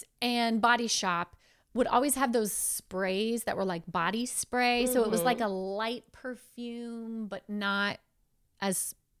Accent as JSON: {"language": "English", "region": "Florida", "country": "United States", "tie": "born or raised there", "lives_now": "California, United States", "said": "I grew up in Florida. I had bad hair my whole life. And I just thought I had bad hair."}